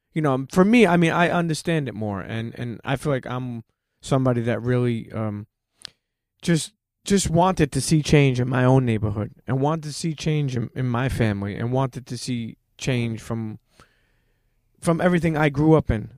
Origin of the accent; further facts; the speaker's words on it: New York City, New York, United States; also born or lived in Bensonhurst, Brooklyn; I grew up in Coney Island.